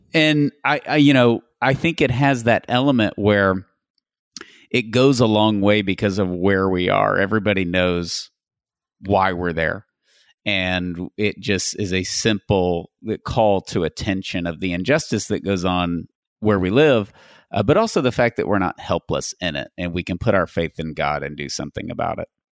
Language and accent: English; Tyler, Texas, United States; I'm from Tyler, Texas, which is a missionary diocese